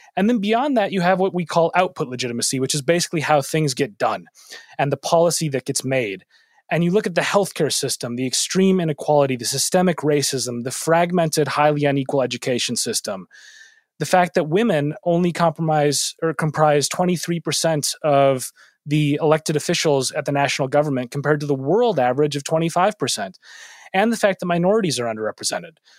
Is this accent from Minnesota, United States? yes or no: yes; Minneapolis, Minnesota, United States; moved away; my hometown of Minneapolis